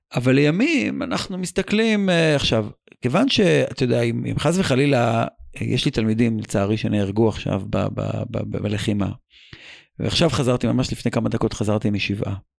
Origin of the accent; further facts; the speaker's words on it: Israel; בתור ישראלי